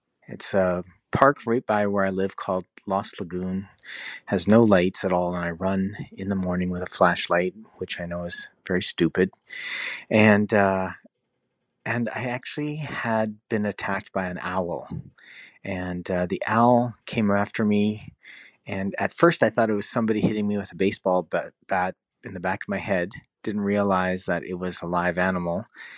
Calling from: Vancouver, British Columbia, Canada; I'm calling you from Vancouver, British Columbia.

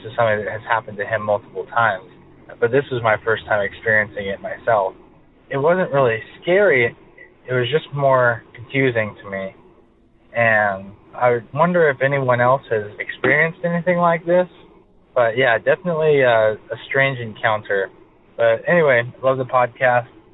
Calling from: California, United States; I'm calling from California.

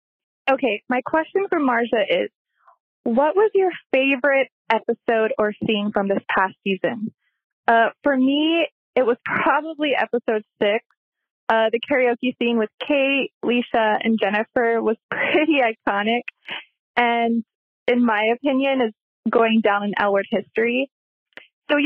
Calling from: Fresno, California, United States; I'm calling from Fresno, California.

